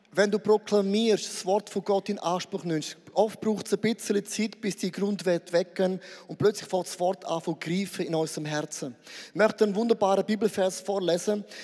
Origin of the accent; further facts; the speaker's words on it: Switzerland; Nein, wir sind Schweizer, wir sind immer, immer in Bewegung.